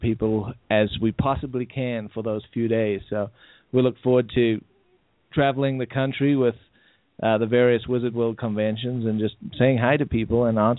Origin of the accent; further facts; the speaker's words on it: South Africa; moved away; I grew up in South Africa where they censored content.